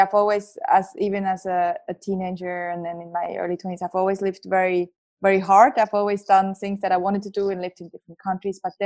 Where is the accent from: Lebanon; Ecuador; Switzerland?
Switzerland; accent: Swiss; moved away as an adult; also born or lived in Geneva, Switzerland; now in Australia; I grew up in Switzerland